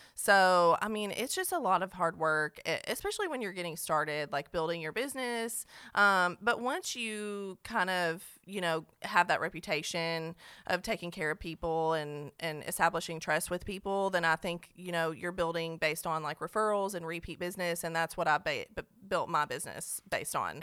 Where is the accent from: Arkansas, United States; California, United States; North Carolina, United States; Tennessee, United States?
Tennessee, United States; Cookeville; also born or lived in Nashville; I'm from Cookville